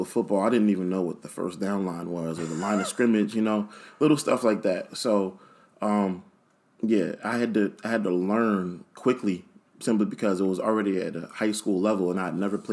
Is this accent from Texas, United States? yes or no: no; Philadelphia, Pennsylvania, United States; born and raised in Philly, Germantown section.